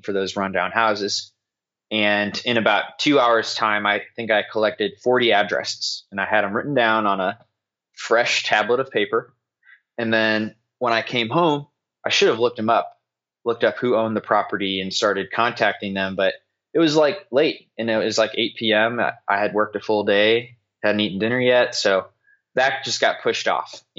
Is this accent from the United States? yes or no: yes; St. Louis, Missouri, United States; moved away as an adult; now in Indiana, United States; I grew up in St. Louis